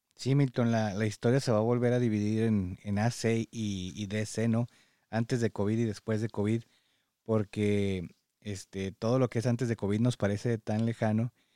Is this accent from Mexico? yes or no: yes; Mexico; now in United States; como mexicano